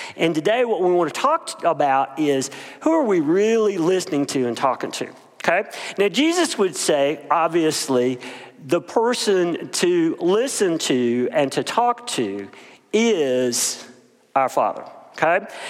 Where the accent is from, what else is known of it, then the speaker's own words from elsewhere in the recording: Bennettsville, South Carolina, United States; grew up in Bennettsville, South Carolina, a little bitty place.